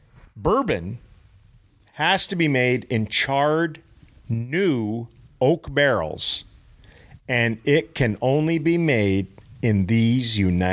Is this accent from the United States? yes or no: no; Canada; Yeah, well, I'm Scandinavian Canadian.